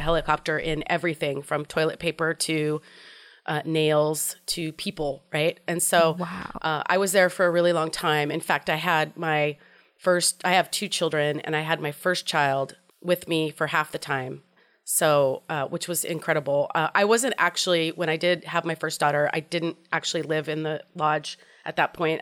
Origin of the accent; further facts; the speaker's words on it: Portland, Oregon, United States; I grew up in Portland, Oregon.